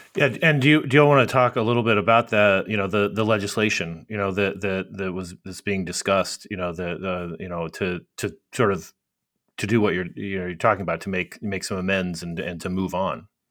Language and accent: English; Arizona, United States; I'm from Arizona and I grew up on a cattle ranch